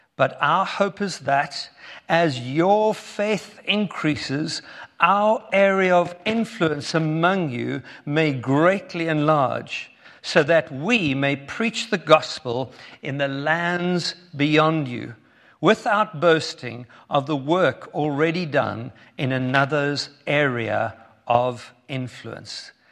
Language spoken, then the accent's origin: English; Cape Town, Western Cape, South Africa; moved away; we are from South Africa. Um, born in Cape Town, met Heather when I was 14 years old